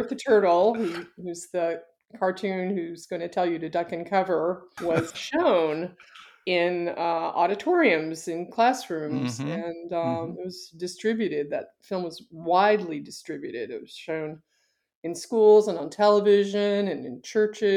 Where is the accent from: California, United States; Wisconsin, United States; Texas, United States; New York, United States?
Texas, United States; Fort Worth; I grew up in Fort Worth, Texas